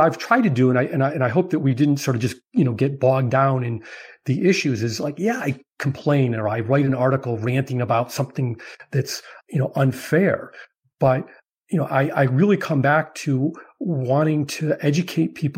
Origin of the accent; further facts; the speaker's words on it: Chicago, Illinois, United States; I'm from Chicago